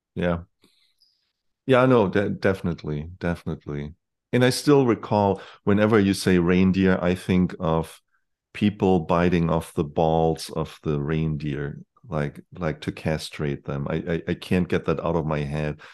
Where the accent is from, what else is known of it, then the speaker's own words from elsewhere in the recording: Germany; moved away; when I grew up in Germany